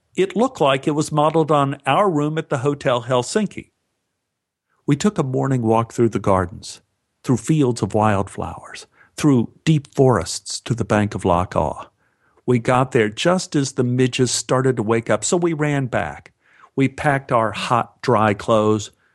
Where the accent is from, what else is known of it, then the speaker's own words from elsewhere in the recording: Los Angeles, California, United States; Los Angeles